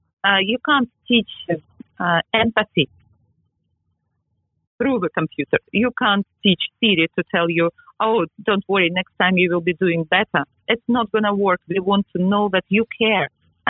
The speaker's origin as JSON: {"language": "English", "region": "England", "country": "United Kingdom", "lives_now": "New York, United States", "said": "Yes, I am English and I am proud of it. I am English, I am in New York, and I am proud of it."}